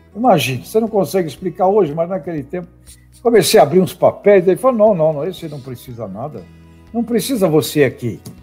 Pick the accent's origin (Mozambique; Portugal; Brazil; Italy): Brazil; Santos, São Paulo; lá na cidade de Santos, aliás, onde eu nasci. É, e lá eu me criei